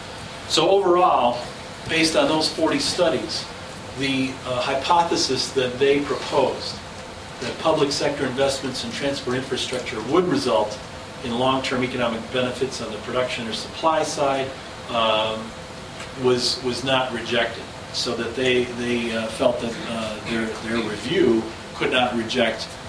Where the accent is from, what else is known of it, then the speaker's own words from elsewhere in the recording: Denver, Colorado, United States; in Denver, Colorado, in my hometown